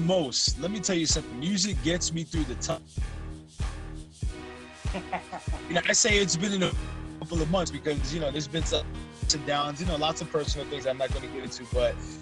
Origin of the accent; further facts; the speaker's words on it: New York City, New York, United States; moved away as an adult; now in Houston, United States; we're both Dominican. You know, I'm from Bronx